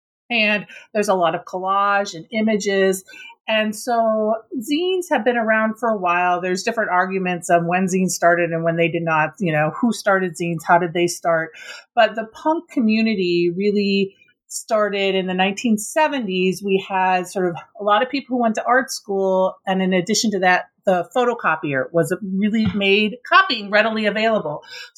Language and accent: English; Minnesota, United States; because I grew up in Minnesota, I was really involved in sort of this Minnesota punk scene